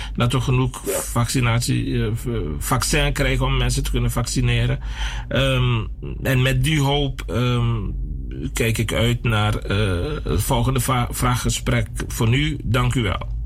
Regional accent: Suriname; wij al honderden jaren zijn we in Suriname

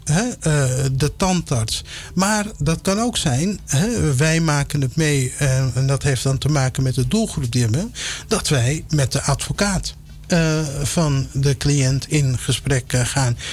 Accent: Amsterdam, North Holland, Netherlands; also born or lived in Suriname; opgegroeid in Amsterdam

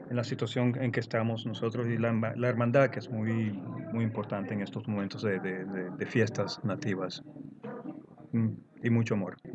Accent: Venezuela; now in Netherlands; Ah, nací aquí en Holanda, pero me crié en Venezuela. Tengo madre venezolana y padre holandés.

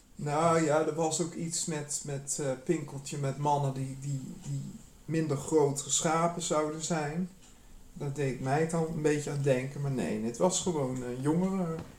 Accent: Nijmegen, Gelderland, Netherlands; moved away; also born or lived in Amsterdam; ik kom uit, ik ben in Nijmegen geboren

